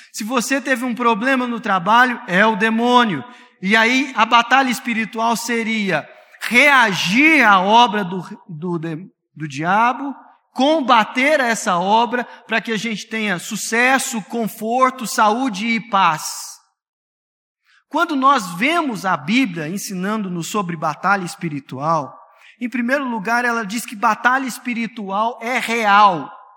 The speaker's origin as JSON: {"language": "Portuguese", "town": "Franca", "region": "São Paulo", "country": "Brazil", "tie": "born or raised there", "moved": "yes", "lives_now": "Anápolis, Brazil", "said": "Eu cresci em Franca, num bairro chamado Vila Aparecida."}